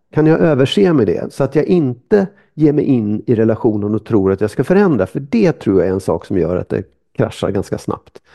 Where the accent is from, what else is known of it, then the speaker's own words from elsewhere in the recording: Sweden; man är lite kufig som lång svensk